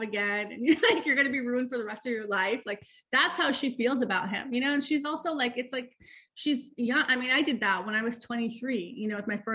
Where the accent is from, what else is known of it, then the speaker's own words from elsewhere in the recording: New York, United States; I'm from New York. I got married when I was 32. I'm like a New Yorker